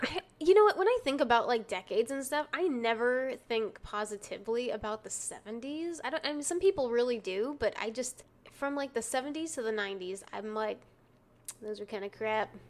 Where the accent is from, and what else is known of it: Texas, United States; accent: Texan